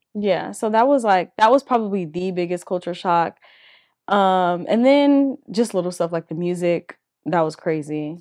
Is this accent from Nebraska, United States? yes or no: no; California, United States; moved away as an adult; also born or lived in Louisiana, United States; now in Dallas, United States; where I grew up in California